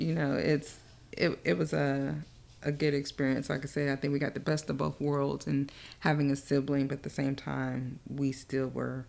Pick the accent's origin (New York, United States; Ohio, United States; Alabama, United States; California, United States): Alabama, United States; born there; now in Little Rock, United States; So my dad was in the military. So we moved around from place to place. I was born in Alabama.